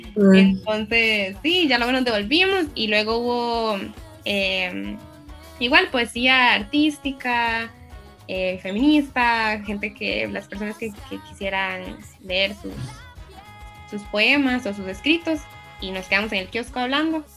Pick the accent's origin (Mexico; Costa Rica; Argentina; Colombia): Costa Rica; San Ramón, Alajuela; quiero mucho a San Ramón y me siento moncheña